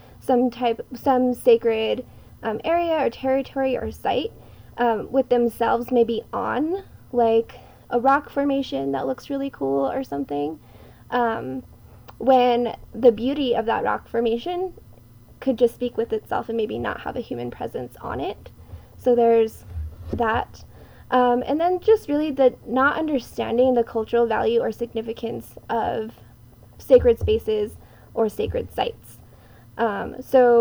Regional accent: Nambe, New Mexico, United States; I'm from Nangbe Owinge, which is also known as the Pueblo of Nambe. It's one of six Tewa-speaking tribes in northern New Mexico

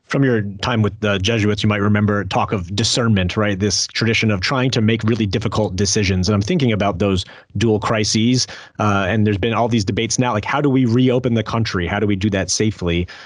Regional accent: New Jersey, United States; I'm from Jersey

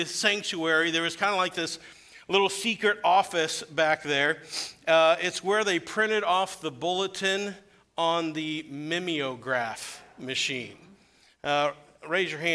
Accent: Weldon, Illinois, United States; my hometown of Weldon, Illinois, to share with my church that I grew up in.

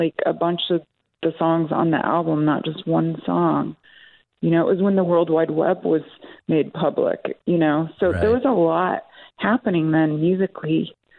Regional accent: Bowling Green, Ohio, United States; Well, I grew up, I'm like a gypsy. I grew up initially in a really small little college town in the Midwest called Bowling Green, Ohio.

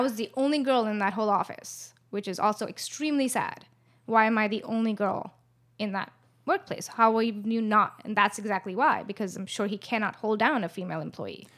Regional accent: India; moved away as an adult; now in Los Angeles, United States; I was born in L A, but I was brought up in India

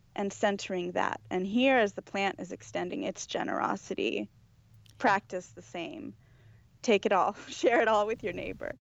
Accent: Los Angeles, California, United States; I was born here. I was born and raised in Los Angeles

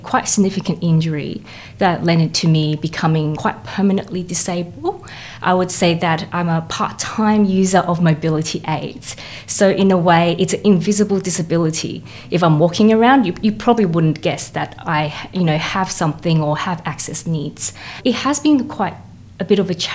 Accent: Queensland, Australia; now in Melbourne, Australia; I'm a composer currently based in Melbourne, but I was originally from Queensland

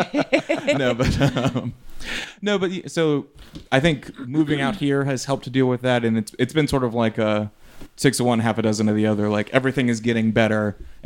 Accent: Louisiana, United States; moved away; I am from Louisiana.

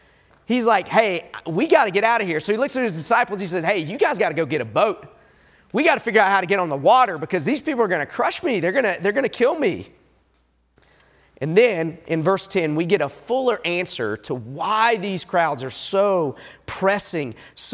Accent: Southeast, United States; back east, I grew up in the Southeast, people will talk about mountains. And I love the Appalachian Mountains.

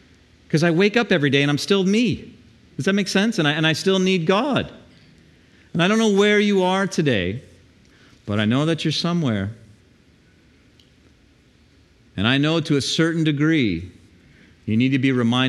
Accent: the South, United States; now in Panama City, United States; I grew up in the South.

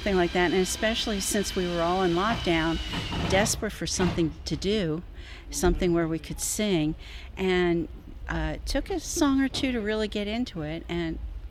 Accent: Crownsville, Maryland, United States; I am from the United States, from Crownsville, Maryland, east coast of the United States, right a little north of Washington, D.C., and a little south of Baltimore.

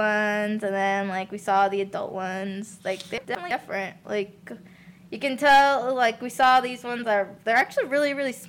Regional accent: Shanghai, China; also born or lived in Hong Kong / Singapore; I grew up in Shanghai and, like, Hong Kong, Singapore.

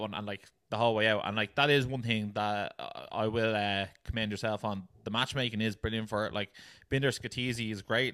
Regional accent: Ireland; we're Irish

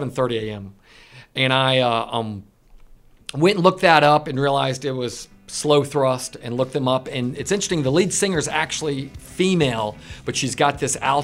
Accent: Asheville, North Carolina, United States; we grew up together in Asheville

